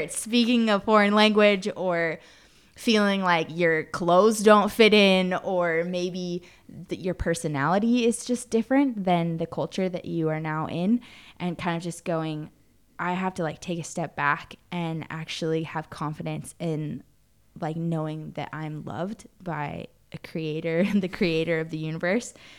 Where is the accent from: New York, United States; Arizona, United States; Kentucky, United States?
Arizona, United States; now in Prague, Czechia; I grew up in Arizona